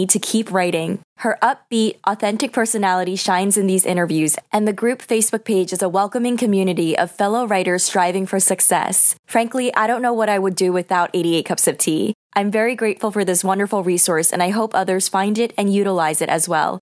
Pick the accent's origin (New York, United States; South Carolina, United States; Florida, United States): New York, United States; my hometown in New York